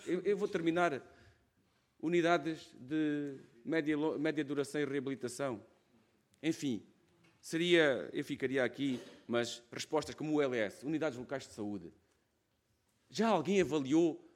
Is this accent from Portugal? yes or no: yes; Alentejo, Portugal; accent: Alentejano; venho de uma região, podem ver na minha voz, isto não se ouve, vê-se logo que sou alentejano